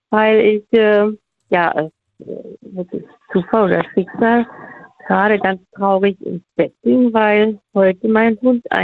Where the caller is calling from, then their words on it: North Rhine-Westphalia, Germany; Ich komme äh, gegen Bonn.